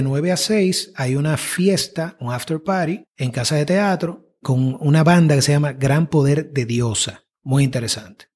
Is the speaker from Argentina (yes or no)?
no; Dominican Republic